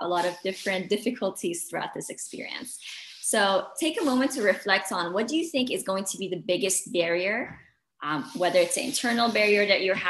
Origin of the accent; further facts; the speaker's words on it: Dubai, United Arab Emirates; I grew up in Dubai, the UAE, which is where I am right now.